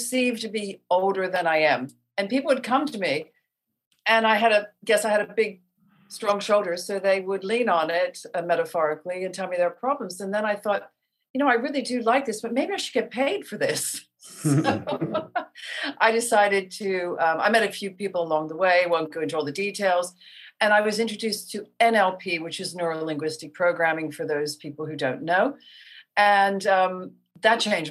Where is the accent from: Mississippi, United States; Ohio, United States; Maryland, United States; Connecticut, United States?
Maryland, United States; Baltimore; moved away; I'm a girl from Baltimore